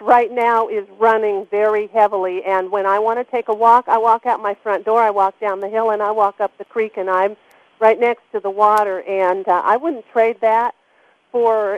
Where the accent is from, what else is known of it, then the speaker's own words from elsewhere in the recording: Los Angeles, California, United States; now in Berkeley Springs, United States; I grew up in Los Angeles in Southern California